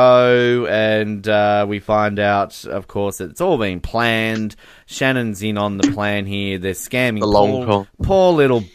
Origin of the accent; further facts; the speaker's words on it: Australia; accent: Australian; We are Australian. I'm a little bit, you know, feminine-sounding Australian